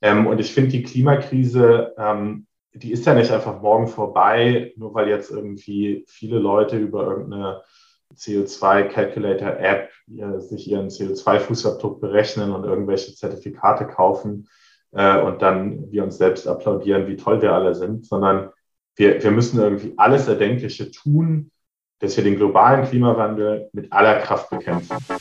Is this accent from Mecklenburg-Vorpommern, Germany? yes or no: no; near Trier, Rhineland-Palatinate, Germany; moved away as an adult; also born or lived in Berlin; Ich komme aus der Nähe von Trier, ähm, habe halt auch in Trier mein, mein Bachelor gemacht und bin dann weggezogen